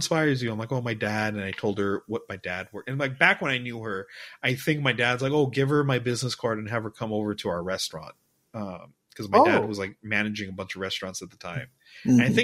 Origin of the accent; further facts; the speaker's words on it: United States; now in Dubai, United Arab Emirates; I'm half Persian, half Mexican, born in America